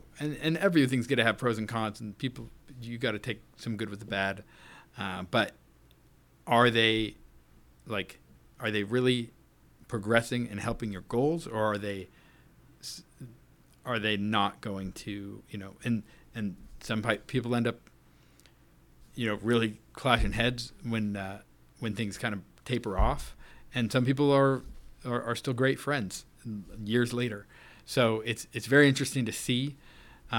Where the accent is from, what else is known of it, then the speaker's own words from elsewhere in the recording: Orange County, California, United States; moved away; I was born and raised out in Orange County, California